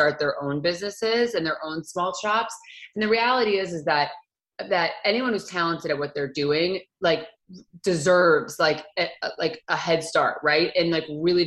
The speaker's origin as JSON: {"language": "English", "country": "United States", "also_born_or_lived": "East Coast / upstate New York / New York City", "moved": "as an adult", "lives_now": "Los Angeles, United States", "said": "I'm from Connecticut and New Jersey."}